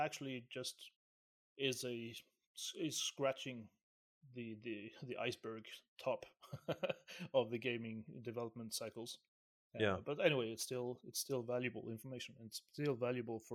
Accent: Syria; I'm from Syria, right? Let's just put it out there. I'm from Syria, and we are hairy people

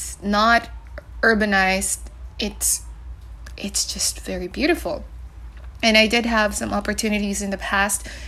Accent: San Carlos, Negros Island Region, Philippines; moved away; I'm in my hometown right now in San Carlos City

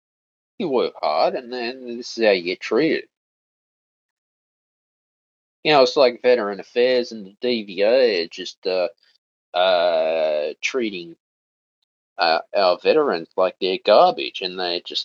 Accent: Australia; I'm an Australian citizen

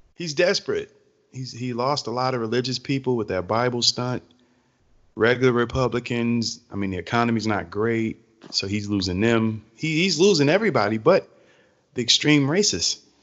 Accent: Georgia, United States; I'm from Georgia, obviously, so I've been seeing these my whole life

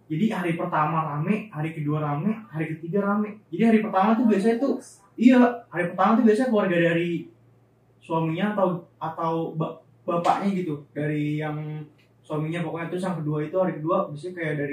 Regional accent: Yogyakarta, Special Region of Yogyakarta, Indonesia; karena gue juga orang asli eh, Jogja sama Kumen sama kayak Haikal bokap gue Jogja dia itu orang Sari ibu gue dari Kebumen

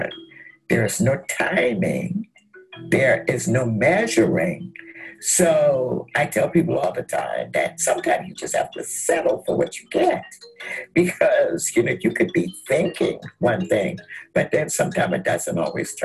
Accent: Mount Pleasant, South Carolina, United States; also born or lived in Nigeria (ancestry); now in Walterboro, United States; I am from Mount Pleasant, South Carolina

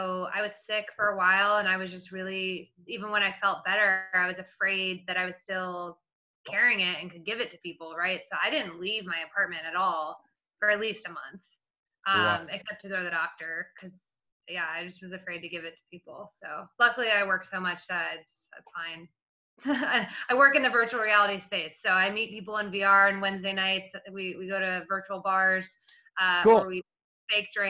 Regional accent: Virginia near DC, United States; I grew up in Virginia near DC, so the DC metropolitan area

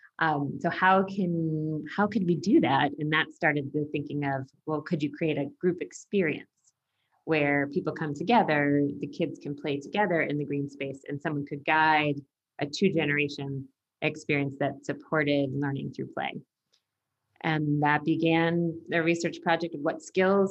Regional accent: United States; I'm from the United States

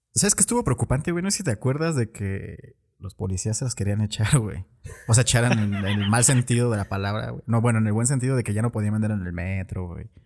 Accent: Mexico; nosotros como mexicanos

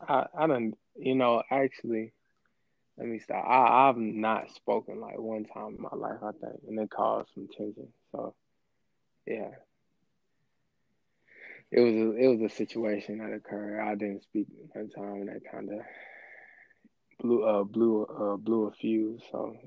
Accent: Clanton, Alabama, United States; moved away as an adult; now in Birmingham, United States; I live in Birmingham, Alabama. I'm originally from Clanton, Alabama.

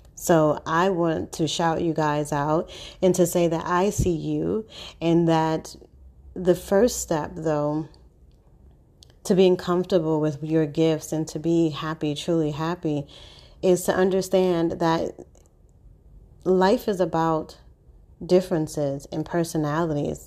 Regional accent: New York City, New York, United States; I'm born and raised in Harlem

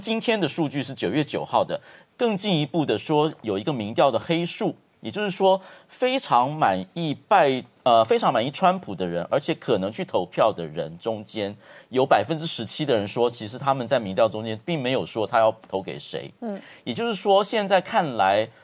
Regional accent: Taiwan; 在我们台湾这边

